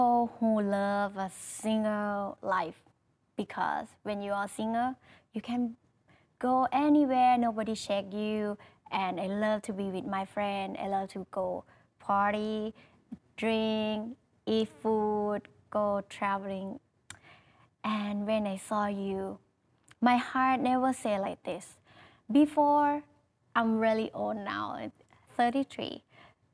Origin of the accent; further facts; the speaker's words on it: Thailand; English is a second language; I am from Thailand, and my work is I'm singer